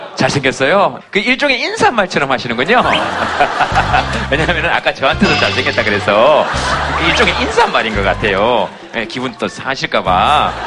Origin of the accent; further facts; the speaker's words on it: Yeongcheon, North Gyeongsang, South Korea; 제 고향인데.